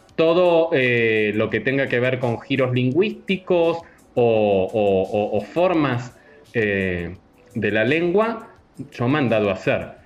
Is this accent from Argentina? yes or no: yes; Argentina; now in Mexico; como argentino